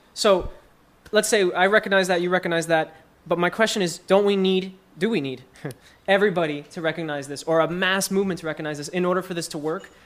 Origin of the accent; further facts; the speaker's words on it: Newark, New Jersey, United States; I come from Newark.